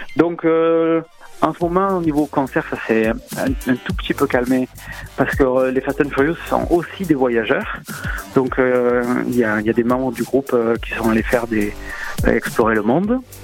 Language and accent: French; Marseille, Provence-Alpes-Côte d'Azur, France; accent: marseillais; j'ai l'accent marseillais